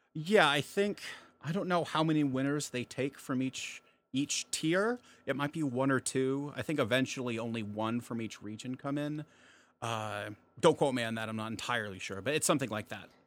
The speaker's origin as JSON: {"language": "English", "town": "Post Falls", "region": "Idaho", "country": "United States", "tie": "born or raised there", "said": "I'm from Post Falls, Idaho, and that's actually about 20 minutes from Spokane, Washington"}